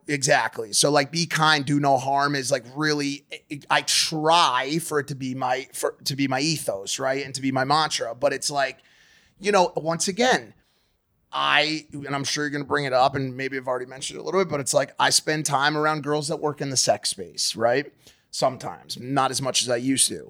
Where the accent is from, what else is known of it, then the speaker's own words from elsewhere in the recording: United States; I was born not in New York City, but close enough